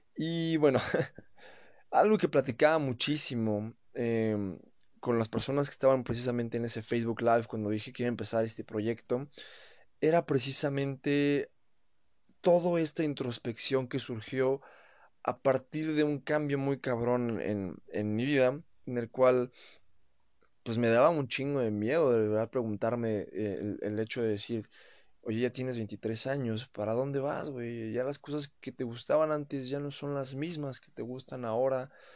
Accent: Mexico; soy mexicano

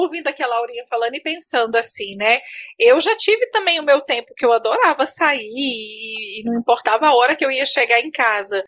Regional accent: Patos de Minas, Minas Gerais, Brazil; now in Brasília, Brazil; moro em Brasília, sou de Patos de Minas, né? Mas moro em Brasília

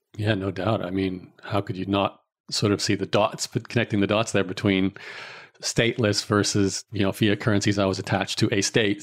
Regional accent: Australia; growing up in Australia

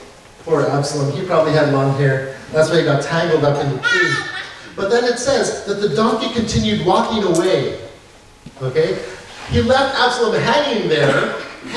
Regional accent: Canada; I believe that I am a Canadian, so I live as a Canadian

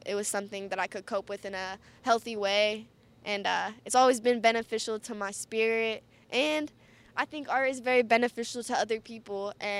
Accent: Akron, Ohio, United States; also born or lived in Canton; I'm from Akron and Canton, and it's my city, from Ohio

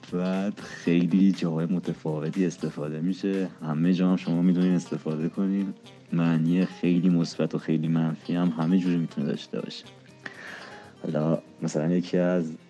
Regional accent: Isfahan, Iran; moved away as an adult; now in Tehran, Iran; من بزرگ شده اصفهانم اصالتا شیرازی هم بزرگ شده اصفهانم الانم خب تهران درس میخونم

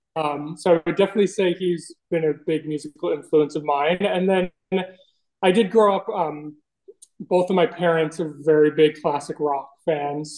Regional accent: Bayville, New York, United States; I am originally from Bayville, New York

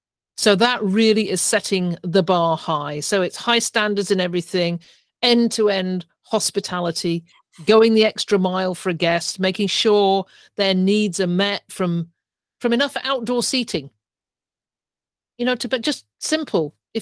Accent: England, United Kingdom; moved away as an adult; now in Canada; when I started 20 years ago, when I came over from England, I bought my first property, I knew nobody.

